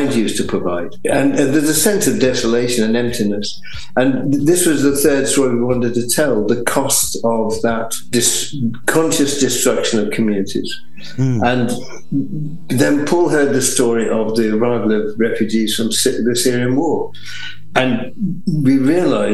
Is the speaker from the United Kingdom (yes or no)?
yes; the Midlands, England, United Kingdom; I'm from the Midlands